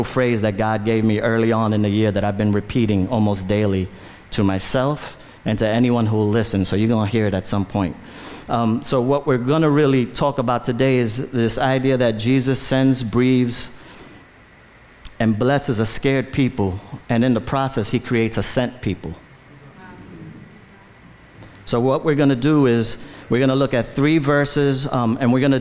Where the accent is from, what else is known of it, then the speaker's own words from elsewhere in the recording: New York City, New York, United States; I was born in the Bronx, in the South Bronx, lived in the Bronx my whole life